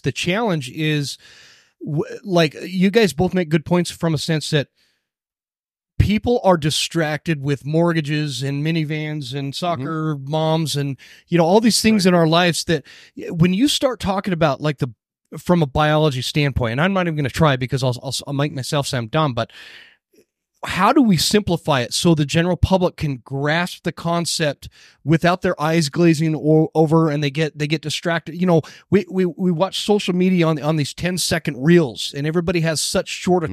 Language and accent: English; Utah, United States; also born or lived in Northwest Montana; now in North Idaho, United States; I grew up here in Utah